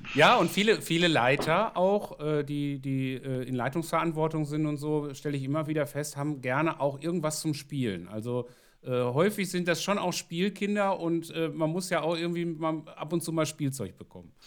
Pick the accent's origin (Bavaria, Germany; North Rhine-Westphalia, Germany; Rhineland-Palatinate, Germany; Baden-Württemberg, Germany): North Rhine-Westphalia, Germany; Ruhr area; ich komme aus dem Ruhrgebiet